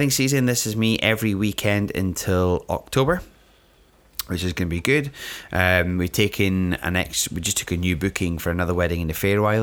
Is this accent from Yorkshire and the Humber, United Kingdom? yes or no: no; Scotland, United Kingdom; I'm from Scotland.